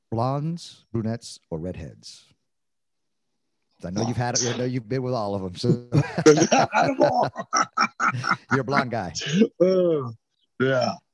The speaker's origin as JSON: {"language": "English", "region": "California", "country": "United States", "said": "I'm coming from Southern California with Mexican food mecca"}